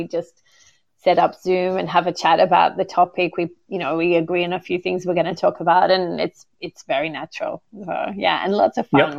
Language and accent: English; Australia; accent: Australian; first language English; moved away as an adult; also born or lived in Italy; I'm Australian, so, but I promise my accent is not that bad.